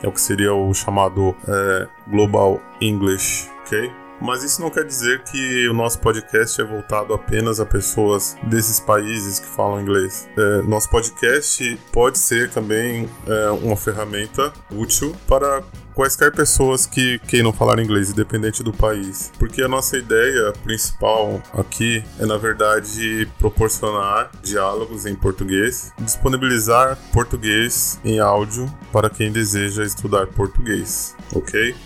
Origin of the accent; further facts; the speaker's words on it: Brazil; eu nunca sofri nenhum tipo de violência como brasileiro